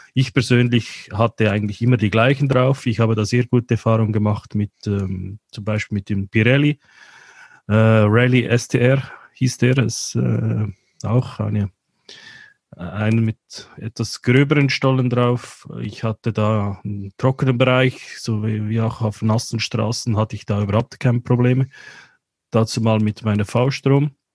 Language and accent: German; Central Switzerland, Switzerland; bei uns in der Zentralschweiz